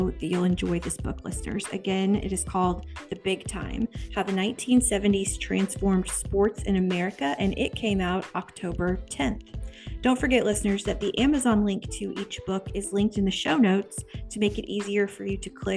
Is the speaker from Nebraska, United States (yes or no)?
no; Topeka, Kansas, United States; I'm from Topeka